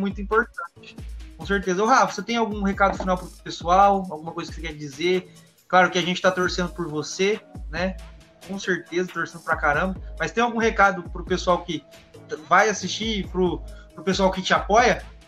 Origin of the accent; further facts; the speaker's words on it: Presidente Prudente, São Paulo, Brazil; eu sou de Presidente Prudente